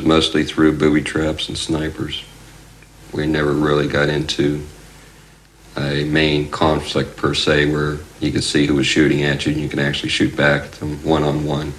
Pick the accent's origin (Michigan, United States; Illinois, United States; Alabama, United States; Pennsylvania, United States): Pennsylvania, United States; I was from Pennsylvania.